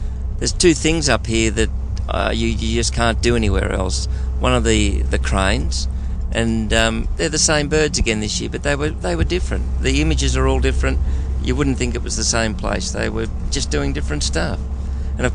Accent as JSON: {"language": "English", "country": "Australia", "said": "I'm from Australia"}